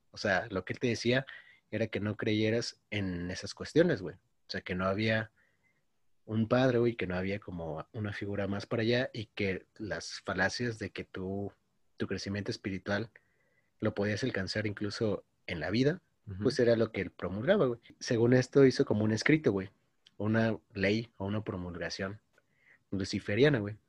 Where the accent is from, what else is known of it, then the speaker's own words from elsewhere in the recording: Mexico; soy mexicano